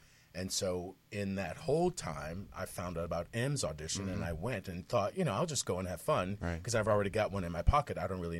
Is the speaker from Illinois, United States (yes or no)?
yes; Chicago, Illinois, United States; moved away as an adult; I'm originally from Chicago